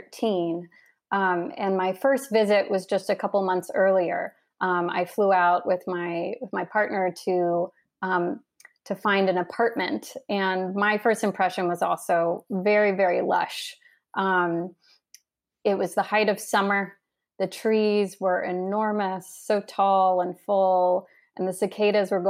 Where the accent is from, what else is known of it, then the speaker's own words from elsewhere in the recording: Southern California, United States; moved away as an adult; also born or lived in Portland, Oregon / Midwest; now in Charlotte, United States; Both Chris and I grew up in Southern California